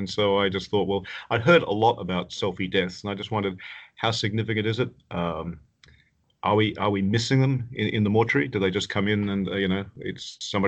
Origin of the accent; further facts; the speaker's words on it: Tasmania, Australia; moved away as an adult; also born or lived in Canada; I was born in Tasmania and did medicine there